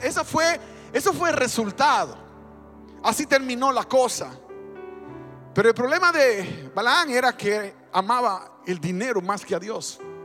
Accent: Dominican Republic; moved away; En mi país se mezcló mucho el cristianismo con el paganismo y de hecho en República Dominicana tenemos

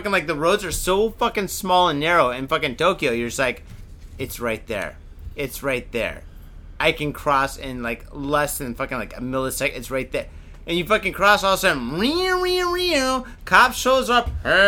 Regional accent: Canada; I'm Canadian, for God's sake.

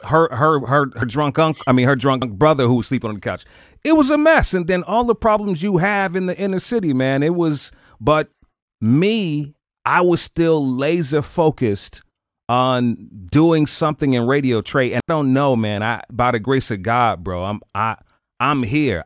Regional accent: Chicago, Illinois, United States; born or raised there; moved away

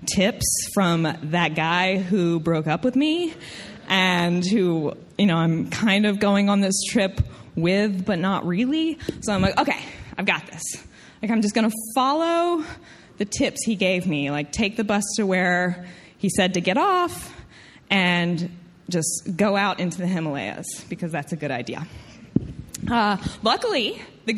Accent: Tennessee, United States; accent: southern; I'm from Tennessee, I get a southern accent

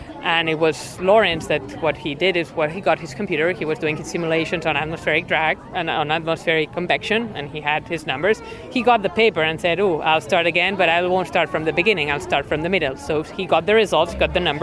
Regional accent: Spain; moved away; I'm not from the US, I'm from Spain

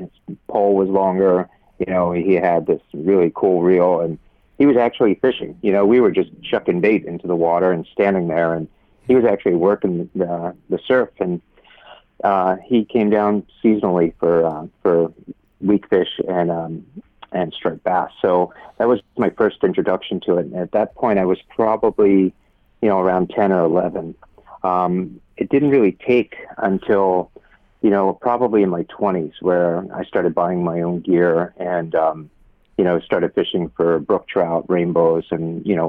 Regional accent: Pennsylvania, United States; now in Miami Beach, United States; I'm originally from Pennsylvania

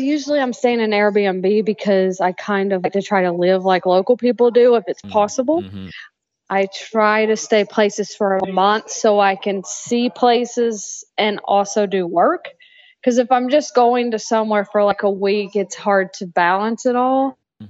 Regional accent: Waynesville, North Carolina, United States; accent: Southern drawl; I'm from Waynesville, North Carolina, which is like about 30 minutes from Asheville, which is the closest big city, because I'm from like a very small town.

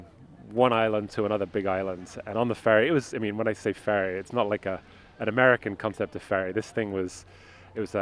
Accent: the very middle of the UK, England, United Kingdom; now in San Francisco, United States; I grew up in the very middle of the country, as far from the sea as you can get in the UK

